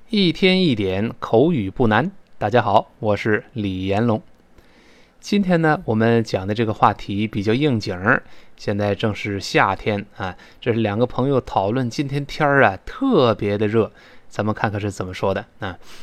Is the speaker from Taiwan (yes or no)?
no; China; 我们中国人